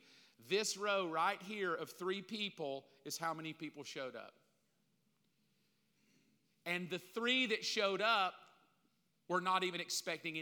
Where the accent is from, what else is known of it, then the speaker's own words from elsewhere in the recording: the South, United States; I grew up in the South, especially here